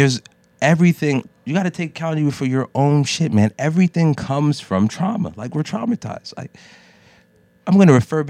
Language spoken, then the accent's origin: English; United States; I'm a first generation Jamaican American. I was born here, but I was grown with a Jamaican mother.